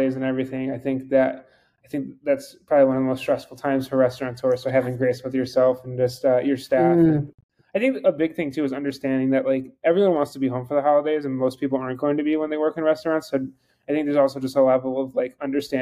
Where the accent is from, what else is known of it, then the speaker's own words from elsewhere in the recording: Buffalo, New York, United States; moved away; I'm from Buffalo, New York